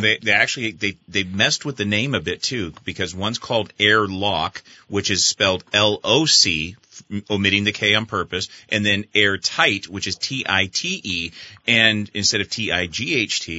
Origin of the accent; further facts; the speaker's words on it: San Diego, California, United States; moved away as an adult; also born or lived in Panama City, Florida / Vermont; I came from San Diego originally